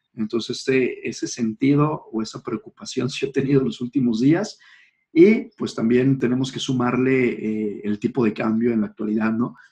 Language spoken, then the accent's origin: Spanish; Mexico; somos mexicanos y porque es la sociedad en la que nos toca vivir